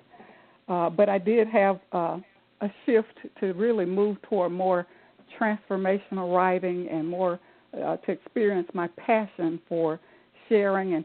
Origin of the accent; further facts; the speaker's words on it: Jackson, Mississippi, United States; I'm from Jackson, Mississippi